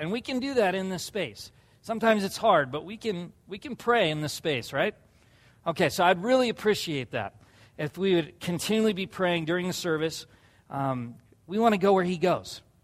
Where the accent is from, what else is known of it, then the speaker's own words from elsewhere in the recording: La Jolla, California, United States; where I grew up in La Jolla, California